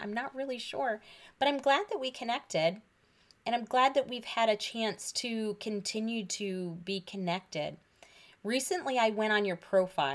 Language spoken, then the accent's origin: English; Michigan, United States; moved away as an adult; also born or lived in Pennsylvania; I grew up in Michigan, but I moved to Pennsylvania for grad school